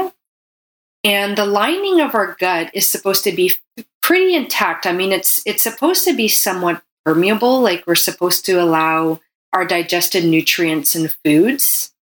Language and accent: English; Canada; I'm a Canadian medical doctor